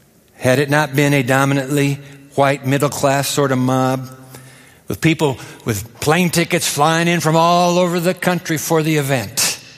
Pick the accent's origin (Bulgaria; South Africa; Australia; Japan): Japan; Tokyo; I was born in Tokyo, grew up in Japan.